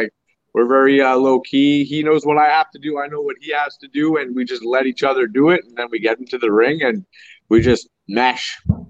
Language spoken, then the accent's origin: English; Timmins, Ontario, Canada; I'm from Timmins, Ontario. It's minus 30 here.